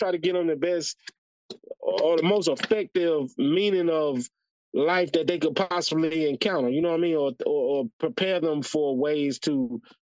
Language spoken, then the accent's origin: English; the South, United States; moved away; I was from the South